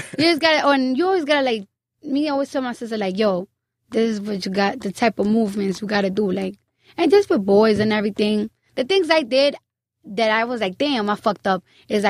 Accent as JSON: {"language": "English", "town": "Bronx", "region": "New York", "country": "United States", "said": "I'm from the Bronx."}